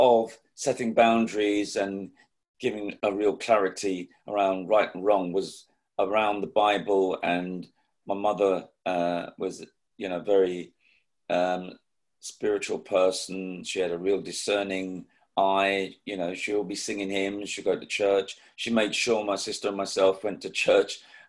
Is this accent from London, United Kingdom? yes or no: yes; London, United Kingdom; being one of two children to Jamaican parents who came over in the Windrush generation in the 50s and settling in Islington, more of the southern part of Islington near King's Cross, Caledonia Road